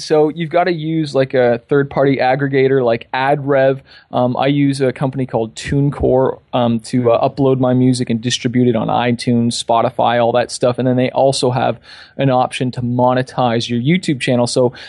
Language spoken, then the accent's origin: English; Toronto, Ontario, Canada; also born or lived in California; now in Toronto, Canada; I'm from Toronto, Canada. I've been in Cali for 3 years. My daughter was born there. And I'm back in Toronto because we had our daughter, so I wanted to be closer with family.